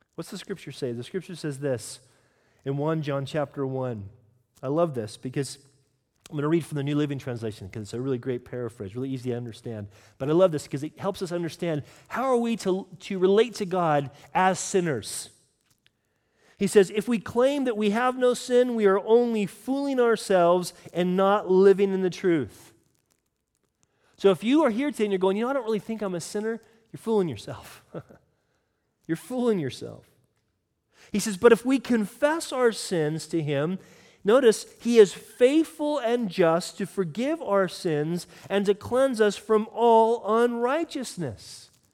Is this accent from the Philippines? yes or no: no; United Kingdom; I'm British